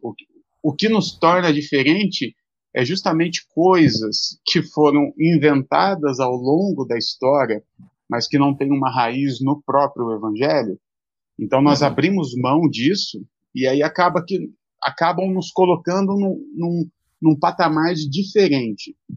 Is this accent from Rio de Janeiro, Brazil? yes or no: no; Mogi das Cruzes, São Paulo, Brazil; sou de Mogi das Cruzes que é a Zona Leste aqui de São Paulo